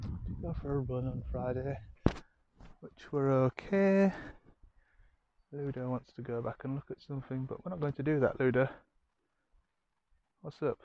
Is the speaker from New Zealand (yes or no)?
no; Yorkshire and the Humber, United Kingdom; accent: Yorkshire; moved away; my Yorkshire accent's been a bit thicker here